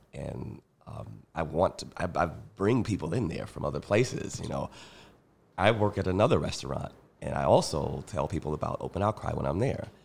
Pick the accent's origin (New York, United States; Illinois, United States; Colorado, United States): Illinois, United States; Chicago; I grew up on the South Side, very sort of sheltered